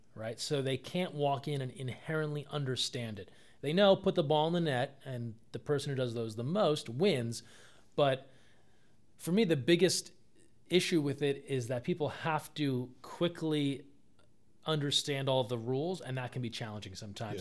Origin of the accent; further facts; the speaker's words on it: New Jersey, United States; moved away; I'm from the East Coast, uh, grew up in New Jersey